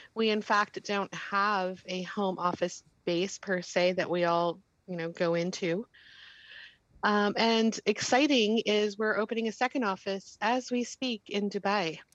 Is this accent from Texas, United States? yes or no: no; Danbury, Connecticut, United States; I grew up in the Greater Danbury area